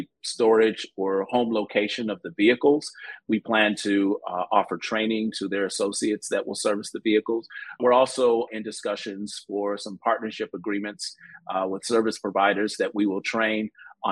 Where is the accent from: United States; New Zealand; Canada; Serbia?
United States; Chicago, Illinois; growing up in Chicago